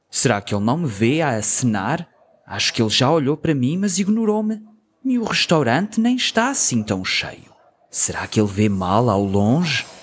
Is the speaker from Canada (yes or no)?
yes; Toronto, Ontario, Canada; born there; Os meus pais são dos Açores, da ilha de São Miguel, e eu nasci em Toronto, mas sempre falei português com {S2} eles.